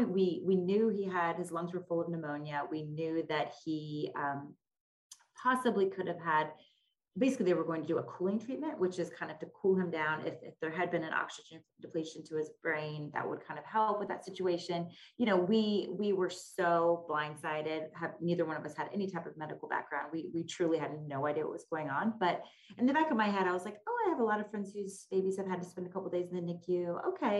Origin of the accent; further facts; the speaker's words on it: Northern Virginia, United States; also born or lived in Texas / Washington, D.C.; I grew up in Northern Virginia, kind of, you know, just was a DC suburb kid